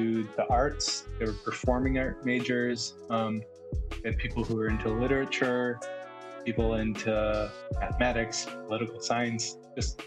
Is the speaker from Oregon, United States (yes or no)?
no; Michigan, United States; moved away; I'm from Michigan originally